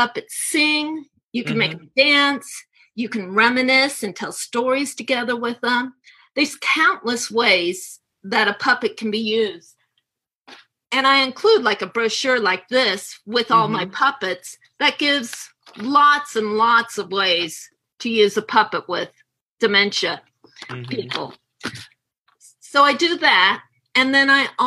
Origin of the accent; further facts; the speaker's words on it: right outside of San Francisco, California, United States; moved away as an adult; also born or lived in Kansas City area; now in Kansas City, United States; I was born and raised right outside of San Francisco